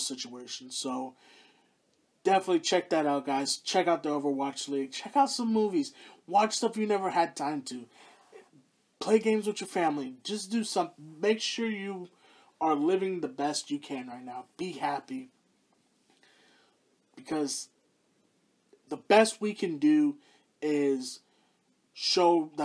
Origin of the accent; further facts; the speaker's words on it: Houston, Texas, United States; the Houston Outlaws, my hometown team